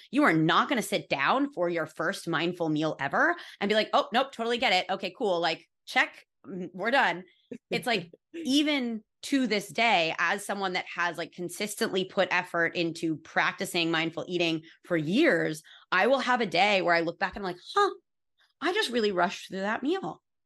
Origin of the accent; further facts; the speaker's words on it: California, United States; I was raised in California by a bunch of fucking hippies